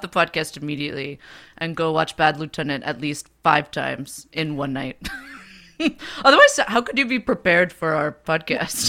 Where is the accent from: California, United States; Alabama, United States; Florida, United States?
California, United States; Bay Area; growing up in the Bay Area